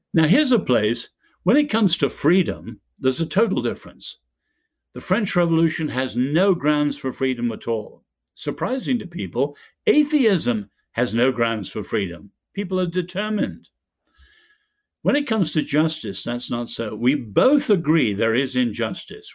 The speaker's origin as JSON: {"language": "English", "country": "Ireland", "said": "we're both Irish"}